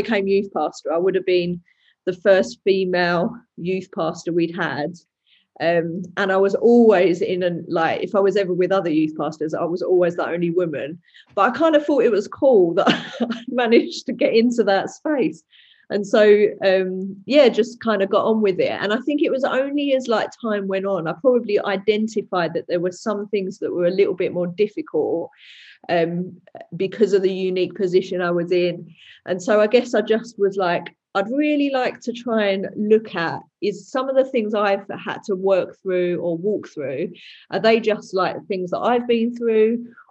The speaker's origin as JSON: {"language": "English", "town": "Dagenham", "region": "London", "country": "United Kingdom", "tie": "born or raised there", "said": "I'm from Dagenham, which is in East London. Some people say it's Essex, but it depends whether you want to say you're from Essex or East London. And I veer more towards East London. So there we go. But yeah, been here my whole life."}